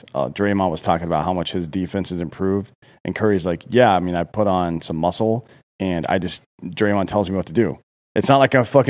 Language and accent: English; Australia; Well, especially growing up in Australia, nobody...